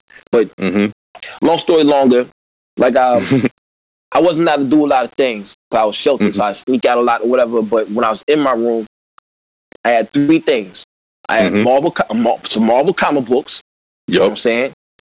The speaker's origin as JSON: {"language": "English", "town": "De Soto", "region": "Missouri", "country": "United States", "tie": "born or raised there", "also_born_or_lived": "Louisville, Kentucky", "moved": "yes", "said": "I was born in Louisville, Kentucky. You know what I'm saying? I was raised in a small town, population of 5,000, DeSoto, Missouri. My father's a pastor."}